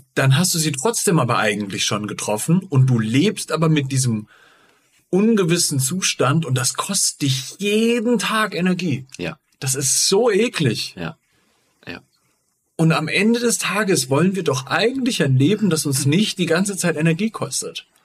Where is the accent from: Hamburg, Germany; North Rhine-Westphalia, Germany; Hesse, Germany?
Hesse, Germany; Giessen; ich bin in Gießen aufgewachsen